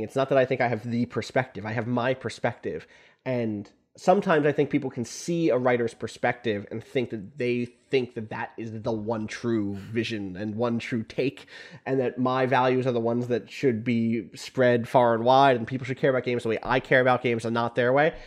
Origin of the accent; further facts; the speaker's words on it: United States; also born or lived in Canada; I am an American citizen. I was born here.